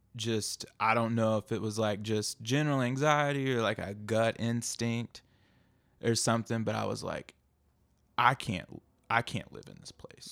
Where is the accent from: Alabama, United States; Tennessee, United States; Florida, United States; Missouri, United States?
Tennessee, United States; outside of Knoxville; I'm from, uh, little town outside of Knoxville, hidden by some dogwood